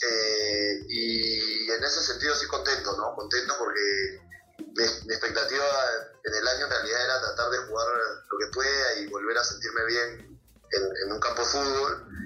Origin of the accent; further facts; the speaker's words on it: La Molina, Lima, Peru; Eh, la Villa de La Molina.